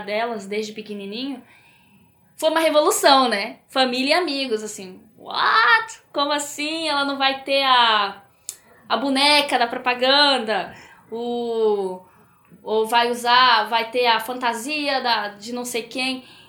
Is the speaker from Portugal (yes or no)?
no; Peru; moved away; Eu cresci no Peru, então a, as coisas na minha infância eram muito inacessíveis